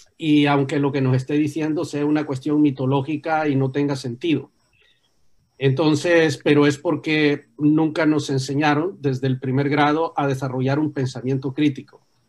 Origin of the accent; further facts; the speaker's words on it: Tegucigalpa, Francisco Morazán, Honduras; yo nací en Teusigalpa, pero mis raíces están en Santa Bárbara